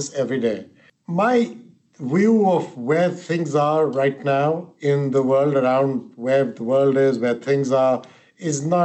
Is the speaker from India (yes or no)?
yes; India; moved away; I'm of Indian origin, and the country I came from